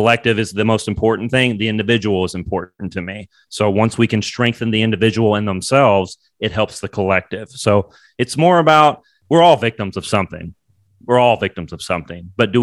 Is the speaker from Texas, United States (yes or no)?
no; Bowling Green, Kentucky, United States; moved away; also born or lived in New York; I'm from Bowling Green, Kentucky